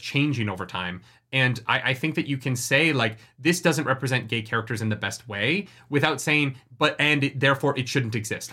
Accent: Canada; moved away as an adult; also born or lived in United States; I've never really voted in Canada because I turned eighteen and moved to the States

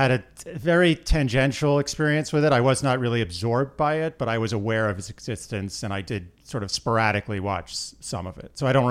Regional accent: New York City, New York, United States; I grew up in New York City.

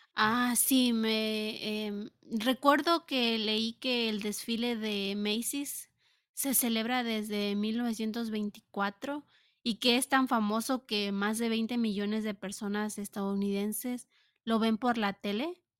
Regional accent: Mexico; now in United States; como mexicana

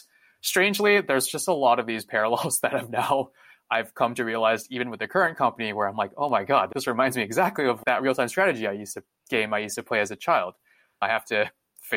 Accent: San Jose, California, United States; also born or lived in Taiwan; I was born in California, and I've actually been in Northern California for most of my life

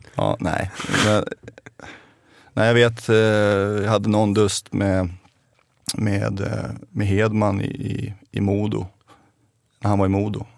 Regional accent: Stockholm, Stockholm County, Sweden; also born or lived in Vega, Haninge; Hemma är eh, fortfarande Rågsved där jag växte upp

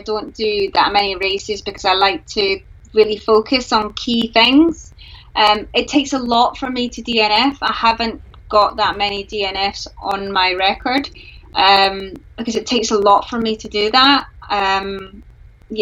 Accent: Glasgow, Scotland, United Kingdom; I'm from Glasgow

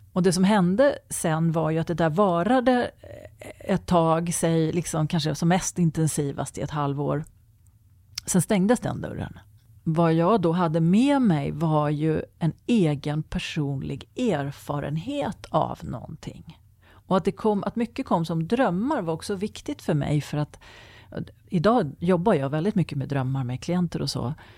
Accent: Sweden; vi svenskar

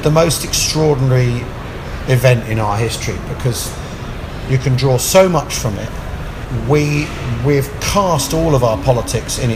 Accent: England, United Kingdom; I'm from England

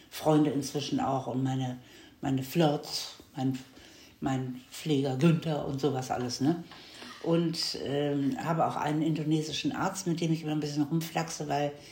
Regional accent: Munich, Bavaria, Germany; Und ich komme aus München, ich gucke da auch und sowas.

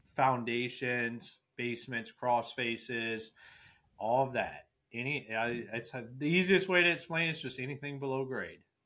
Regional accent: Akron, Ohio, United States; moved away as an adult; now in Michigan, United States; I'm originally from Akron, Ohio.

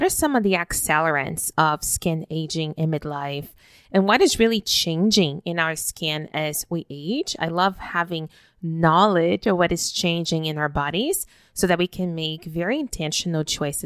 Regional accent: Brazil; now in Canada; I was born and raised in Brazil, even though I live in Canada now

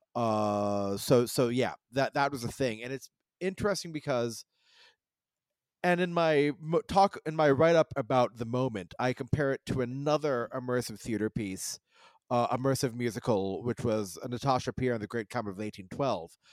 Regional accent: United States; I was born in America.

